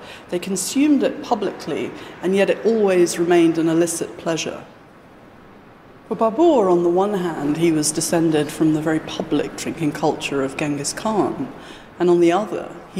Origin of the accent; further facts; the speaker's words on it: England, United Kingdom; born there; Well, my parents are from Calcutta, but I was born in England.